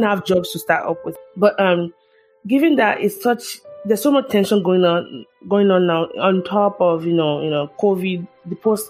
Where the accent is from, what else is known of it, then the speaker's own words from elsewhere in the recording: Nigeria; moved away as an adult; also born or lived in Southwest Nigeria; now in United States; growing up in Nigeria as a young child